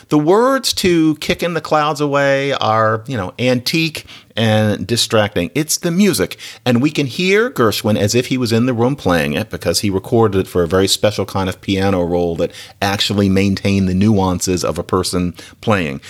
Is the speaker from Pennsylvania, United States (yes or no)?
yes; Philadelphia, Pennsylvania, United States; I'm from Philadelphia.